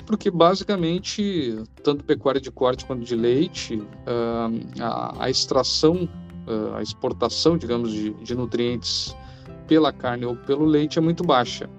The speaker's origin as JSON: {"language": "Portuguese", "town": "Cachoeirinha", "region": "Rio Grande do Sul", "country": "Brazil", "tie": "born or raised there", "said": "sou natural de Cachoeirinha, Rio Grande do Sul"}